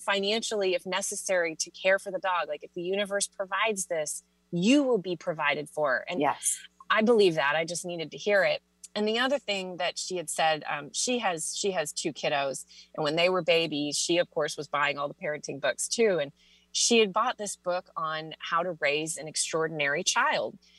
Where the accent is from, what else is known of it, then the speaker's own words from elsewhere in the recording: Texas, United States; i was born and raised in texas